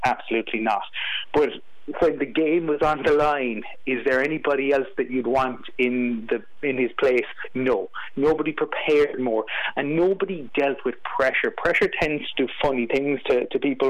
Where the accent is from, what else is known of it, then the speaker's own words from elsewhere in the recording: Fermoy, Munster, Ireland; I grew up in Fermoy County Cork